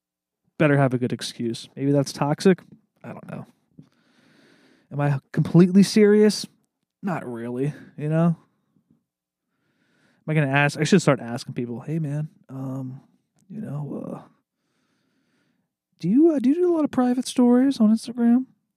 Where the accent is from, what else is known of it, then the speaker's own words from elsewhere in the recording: the South, United States; I grew up in the South, and chicken wings were a staple for every Sunday football week